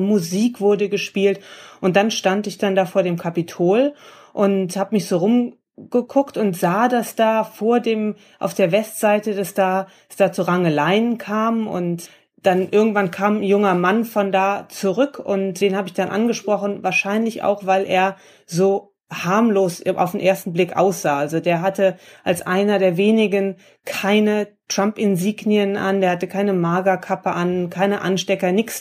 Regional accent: Germany; now in Washington, United States; ich komme aus Deutschland

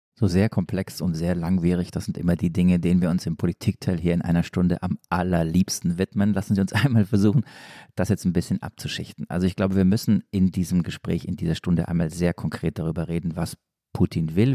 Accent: Stuttgart, Baden-Württemberg, Germany; komme ich ja aus Stuttgart

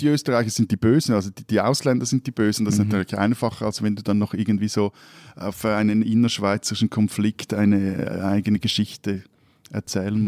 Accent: Switzerland

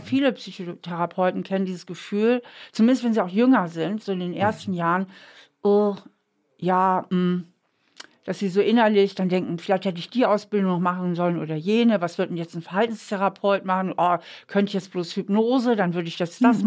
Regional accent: Hamburg, Germany; now in Trier, Germany; ich bin ja aufgewachsen in Hamburg

